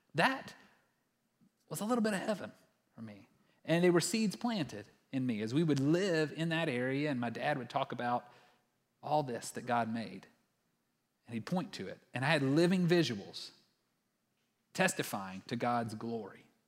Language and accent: English; West Texas, United States; growing up in Texas, like most good Texans, especially those who lived in West Texas